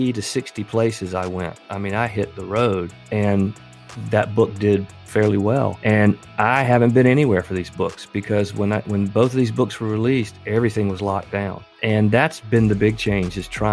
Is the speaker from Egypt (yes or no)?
no; Kingstree, South Carolina, United States; now in Greenville, United States; But I'm a native South Carolinian. I grew up in the lower part of the state in a little town called King Street